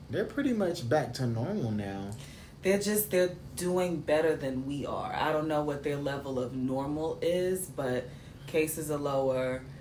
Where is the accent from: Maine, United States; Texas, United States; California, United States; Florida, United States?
Maine, United States; Yeah, I'm from Maine.